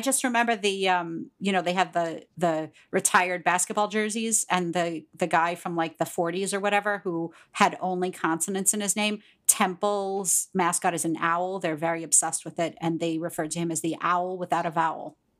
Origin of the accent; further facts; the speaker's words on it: Pittsburgh, Pennsylvania, United States; moved away; also born or lived in Long Island, New York; I'm from Pittsburgh, Pennsylvania